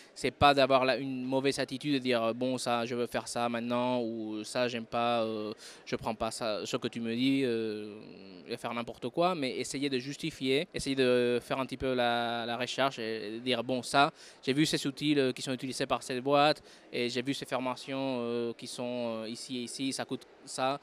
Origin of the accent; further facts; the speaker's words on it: Madrid, Community of Madrid, Spain; French is a second language; moved away; also born or lived in France; Je suis de Madrid, oui, je suis espagnol, mais j'ai vécu quelques temps en France, en fait. C'est pour ça que le français, c'est ma deuxième langue